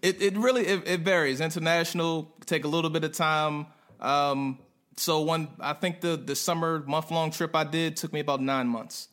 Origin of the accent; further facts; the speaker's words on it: Prince George's County, Maryland, United States; moved away as an adult; also born or lived in North Carolina; a guy from PG County, right outside of DC